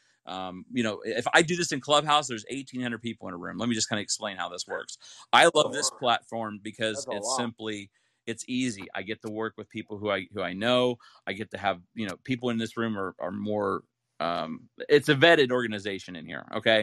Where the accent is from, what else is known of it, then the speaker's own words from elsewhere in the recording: Ohio, United States; moved away as an adult; also born or lived in Utah; I grew up in Ohio and went to college, Brigham Young University, and that's in Utah. And then I moved out here